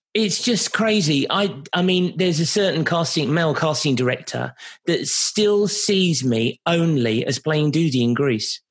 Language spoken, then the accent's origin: English; London, United Kingdom; here in my hometown of London